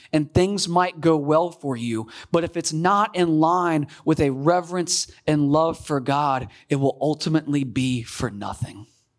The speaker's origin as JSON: {"language": "English", "region": "Virginia", "country": "United States", "tie": "born or raised there", "said": "So I used to hunt fairly regularly when I grew up in Virginia."}